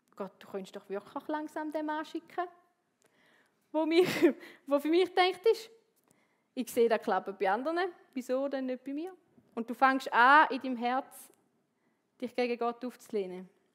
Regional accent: Switzerland; bei uns in der Schweiz

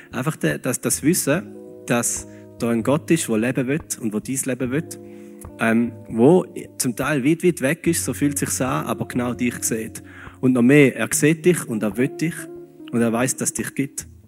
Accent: Switzerland; Aber es funktioniert so einigermaßen, einmal bei uns als Schweizer.

